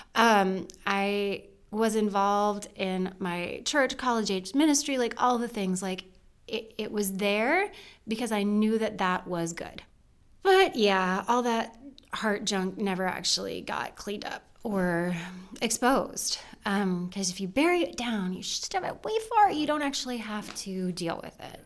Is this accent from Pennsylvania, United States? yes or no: yes; rural Western Pennsylvania, United States; I was born in Western Pennsylvania, rural Western Pennsylvania. Um, lived there with my mom and my dad and my brother